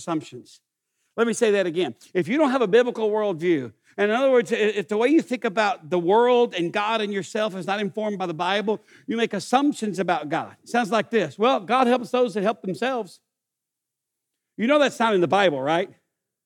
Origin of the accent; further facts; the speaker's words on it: East Texas, United States; I grew up in East Texas.